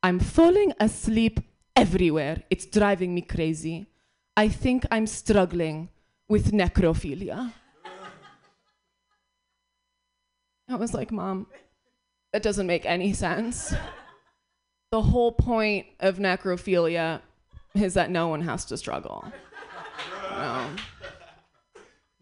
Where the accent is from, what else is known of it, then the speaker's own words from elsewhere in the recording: New York, United States; I'm from New York. I got here 2 days ago